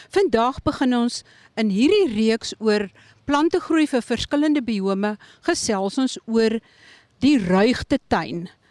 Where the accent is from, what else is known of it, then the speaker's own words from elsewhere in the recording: Eastern Cape thicket region, South Africa; die streek waar ek vandaan kom.